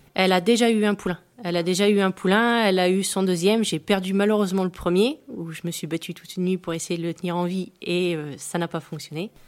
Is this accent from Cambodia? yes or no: no; Pas-de-Calais, Hauts-de-France, France; now in Normandy, France; je suis originaire du Pas-de-Calais